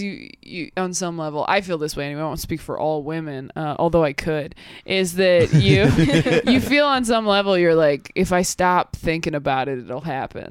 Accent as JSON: {"language": "English", "town": "Temecula", "region": "California", "country": "United States", "tie": "born or raised there", "also_born_or_lived": "Sacramento area, California", "said": "I grew up in California."}